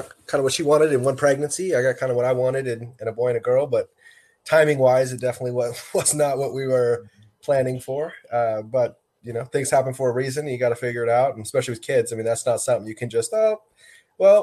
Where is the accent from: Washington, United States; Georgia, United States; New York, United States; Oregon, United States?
Washington, United States; Seattle; born and raised in Seattle, Washington.